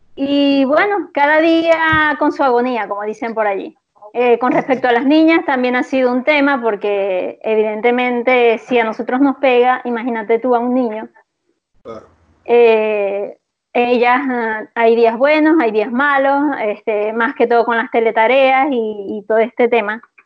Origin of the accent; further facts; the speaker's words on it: Venezuela; moved away as an adult; now in Santiago, Chile; en Venezuela, antes de venirme, tenía varios, varios años de haber emprendido